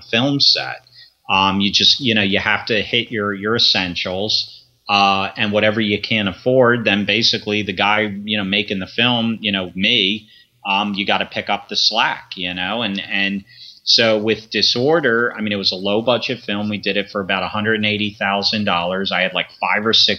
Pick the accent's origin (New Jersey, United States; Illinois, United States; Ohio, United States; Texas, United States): New Jersey, United States; Sparta; also born or lived in Philadelphia, Pennsylvania / Grosse Ile, Michigan; the neighborhood that I grew up in Sparta, New Jersey